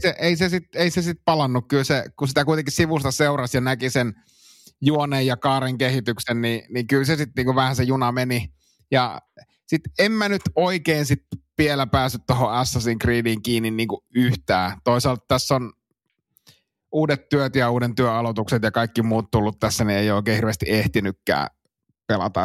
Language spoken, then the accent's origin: Finnish; Suomussalmi, Kainuu, Finland; meillä Suomussalmella